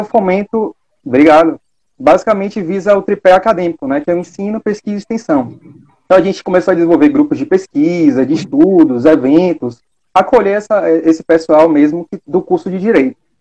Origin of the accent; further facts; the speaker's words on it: Salvador, Bahia, Brazil; eu sou daqui de Salvador